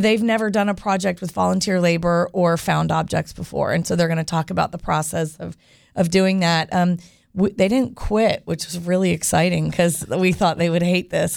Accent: Winter Park, Florida, United States; I grew up here, and growing up in Winter Park

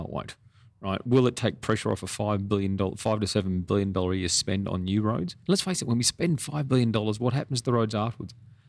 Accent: Australia; Then I don't come from Rockhampton or Emerald or Cloncurry. I grew up in the Australian Army.

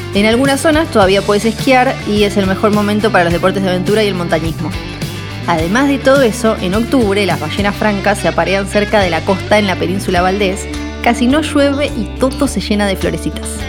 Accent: Ushuaia, Tierra del Fuego, Argentina; Soy fueguina, nacida y criada en Ushuaia

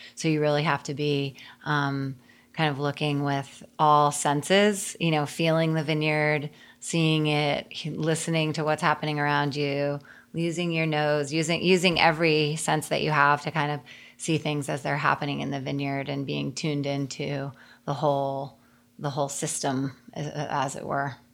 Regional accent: Connecticut, United States; moved away; I grew up in Connecticut

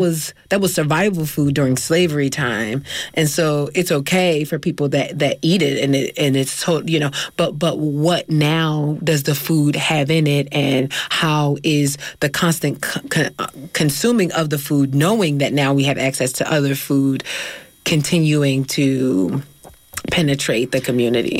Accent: Philadelphia, Pennsylvania, United States; now in California, United States; I'm from North Philly

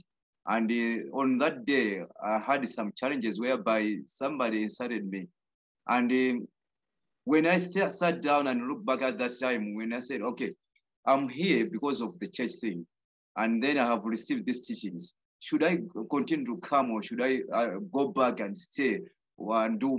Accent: Blantyre, Southern Region, Malawi; I'm from Bangwe, Blantyre

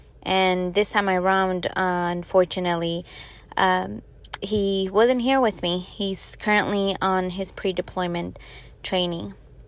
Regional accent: Chicago, Illinois, United States; now in Staten Island, United States; I was born and raised in the south side of Chicago, and then I ended up moving here in Staten Island, New York

